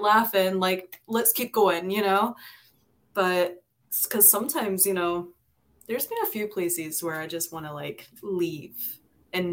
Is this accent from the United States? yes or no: no; United Kingdom; moved away; I was born and raised in Britain